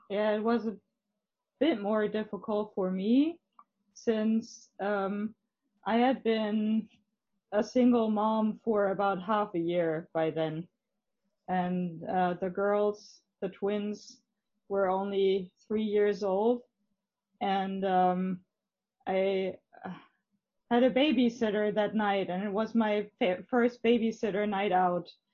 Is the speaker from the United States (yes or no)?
no; Germany; English is a second language; the area around Hamburg